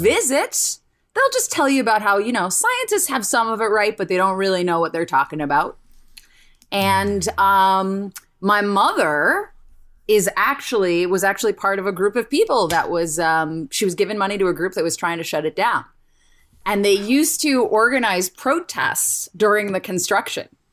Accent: Cincinnati, Ohio, United States; Cincinnati, Ohio

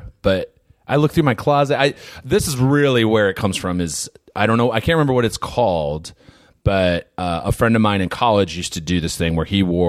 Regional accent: Hudson, Wisconsin, United States; I grew up in Hudson, Wisconsin.

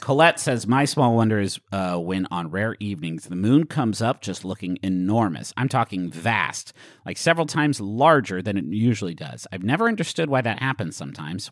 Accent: West Virginia, United States; everyone I grew up with in West Virginia

